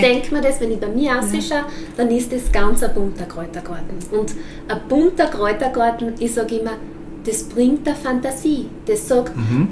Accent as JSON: {"language": "German", "country": "Austria", "said": "als Österreicher"}